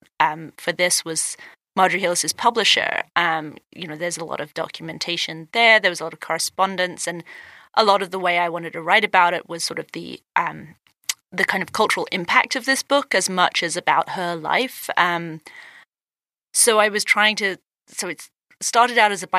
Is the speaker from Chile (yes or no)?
no; England, United Kingdom; moved away as an adult; now in United States; would I go back to England